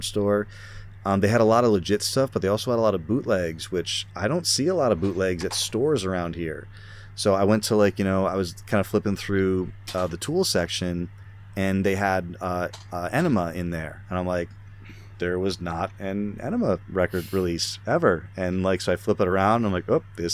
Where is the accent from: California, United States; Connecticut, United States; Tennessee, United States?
Connecticut, United States; I'm from Connecticut